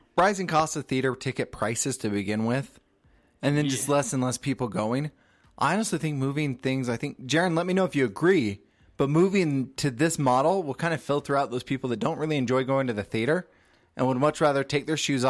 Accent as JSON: {"language": "English", "country": "United Kingdom", "said": "So as a British person saying that."}